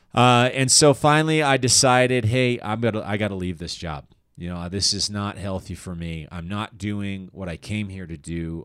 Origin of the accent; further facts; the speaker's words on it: Littleton, Colorado, United States; moved away as an adult; also born or lived in Aurora, Colorado / Chicago; I was born in, uh, Aurora, Colorado, and I grew up in Littleton